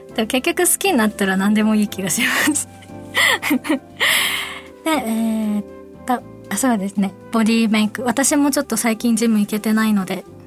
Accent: Fukuoka, Japan; accent: Fukuoka dialect; 私が福岡弁で話していく

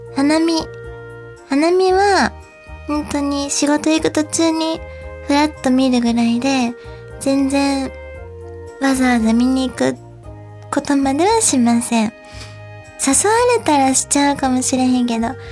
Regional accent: Kansai, Japan; accent: Kansai dialect; 私はむしろ関西弁聞いて育ってきたので、あの、落ち着くのは関西弁なんですけど

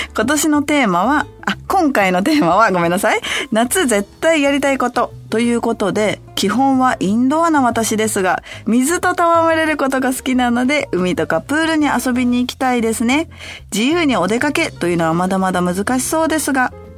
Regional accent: Hachioji, Tokyo, Japan; 私、地元が八王子なので

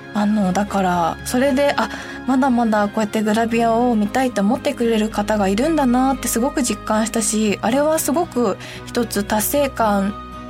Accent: Hiroshima, Japan; accent: Hiroshima dialect; 私もめちゃくちゃ広島弁になる

